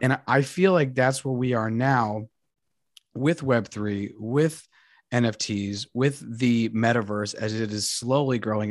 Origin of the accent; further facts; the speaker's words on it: Colombia; moved away; I speak Spanish and I'm from Colombia